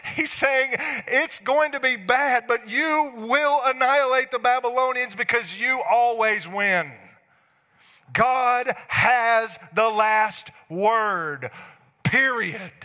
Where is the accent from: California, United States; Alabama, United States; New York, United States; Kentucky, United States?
Alabama, United States; North; I'm from North Alabama